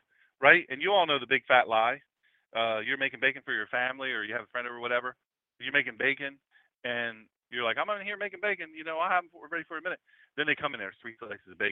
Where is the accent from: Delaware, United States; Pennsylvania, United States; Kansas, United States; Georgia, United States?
Delaware, United States; Lewes; I'm from Lewis, Delaware, where we eat crabs and clams and oysters. I could pick a crab at 3-4 years old